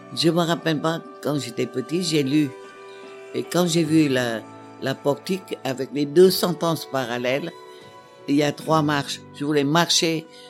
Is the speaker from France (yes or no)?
no; Hue, Thua Thien Hue, Vietnam; moved away; on arrivera à Hue, ma ville natale.